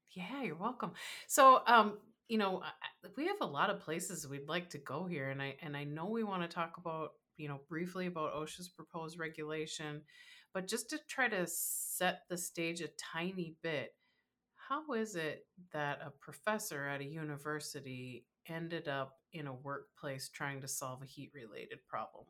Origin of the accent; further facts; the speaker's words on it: Minnesota, United States; I live in Minnesota